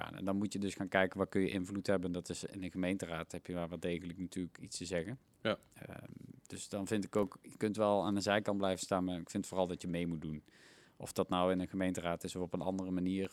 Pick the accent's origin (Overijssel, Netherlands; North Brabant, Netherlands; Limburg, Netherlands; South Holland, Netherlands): North Brabant, Netherlands; Helmond; moved away as an adult; also born or lived in Tilburg; now in Eindhoven, Netherlands; want Helmond is waar ik ben opgegroeid